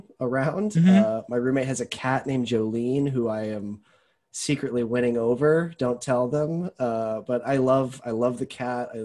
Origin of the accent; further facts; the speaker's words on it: Tucson, Arizona, United States; moved away as an adult; also born or lived in Alabama; I am from Tucson, Arizona. I'm a desert rat.